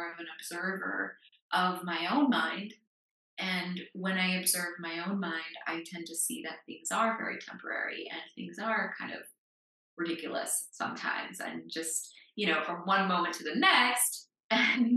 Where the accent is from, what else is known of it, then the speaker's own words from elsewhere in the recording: United States; moved away; I grew up in the United States